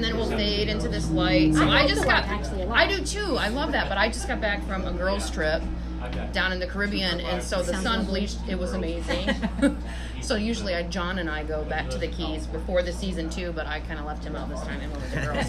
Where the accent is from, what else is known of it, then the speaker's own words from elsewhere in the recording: Michigan, United States; moved away as an adult; I'm from Michigan